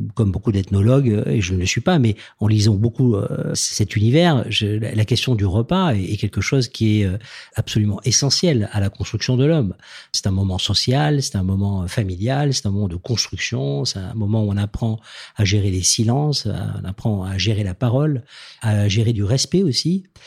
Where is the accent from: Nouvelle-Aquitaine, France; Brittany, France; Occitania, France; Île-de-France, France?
Occitania, France; Toulouse; venant de Toulouse, moi je suis né dans le Sud-Ouest